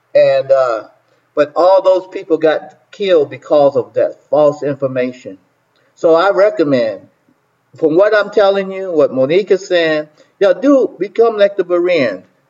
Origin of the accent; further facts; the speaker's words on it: South Carolina, United States; I was born in South Carolina